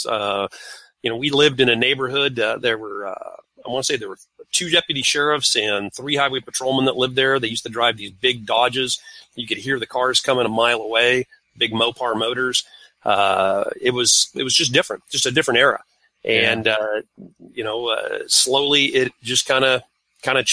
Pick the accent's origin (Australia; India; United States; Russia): United States; California; moved away; I grew up in California